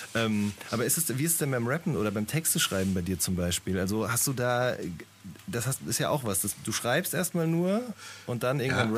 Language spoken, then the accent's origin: German; Hagen, North Rhine-Westphalia, Germany; ich komme aus Hagen